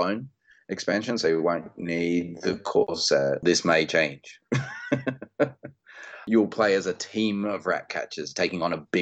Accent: Australia; being an Australian designer

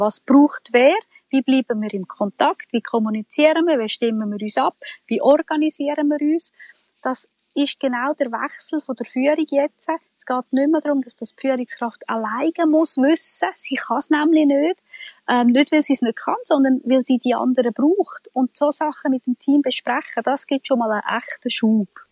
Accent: Switzerland; bei uns in der Schweiz

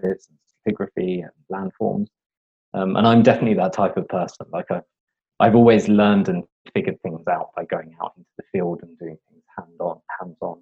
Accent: London, United Kingdom; I grew up in London in the UK.

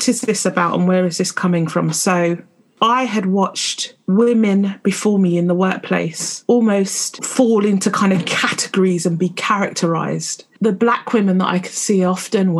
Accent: London, United Kingdom; I've spent most of my life, particularly growing up in London

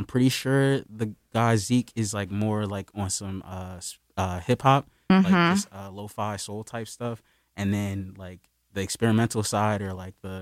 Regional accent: Wilmington, Delaware, United States; moved away as an adult; now in Philadelphia, United States; I grew up in Wilmington. So I moved, like, but I was, like, my family's here, so it was like back and forth between Wilmington and Philly growing up

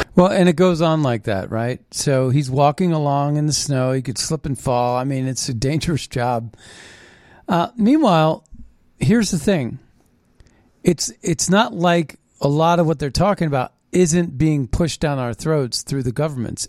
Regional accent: Ohio Valley, United States; I grew up in the Ohio Valley

